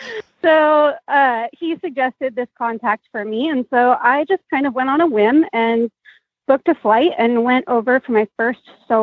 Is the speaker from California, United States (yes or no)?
yes; California, United States; I come from California